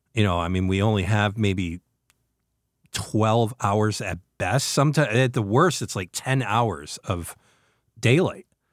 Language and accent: English; New York, United States; As a New Yorker, my whole entire life